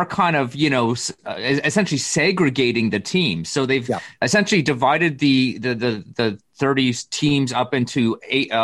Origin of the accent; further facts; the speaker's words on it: Canada; As a Canadian